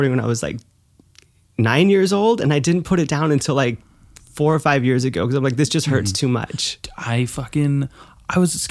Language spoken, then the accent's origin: English; the South, United States; Like it was such a different kind of school. It was a different environment. Like growing up in the South